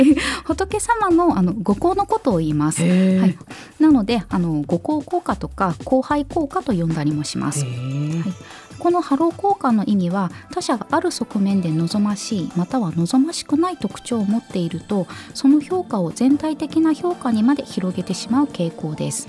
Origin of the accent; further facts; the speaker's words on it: Kagoshima, Japan; 私は鹿児島出身